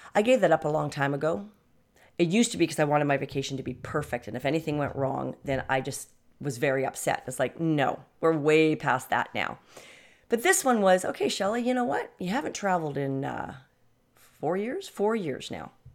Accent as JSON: {"language": "English", "country": "Canada", "said": "I come from Canada"}